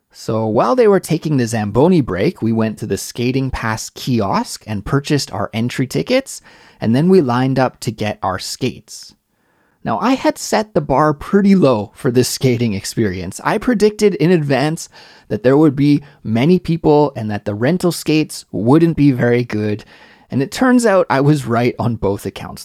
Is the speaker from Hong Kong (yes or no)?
no; Canada; moved away as an adult; now in Seoul, South Korea; Growing up in Canada